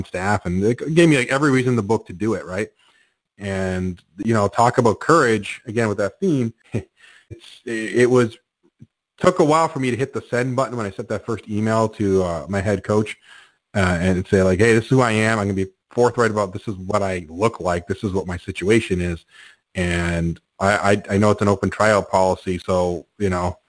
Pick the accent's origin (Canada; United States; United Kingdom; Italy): Canada; I'm Canadian